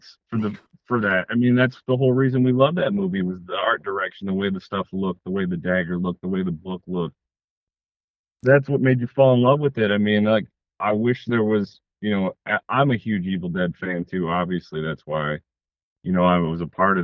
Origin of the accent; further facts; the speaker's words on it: Detroit, Michigan, United States; I'm from Detroit, Michigan, and I make films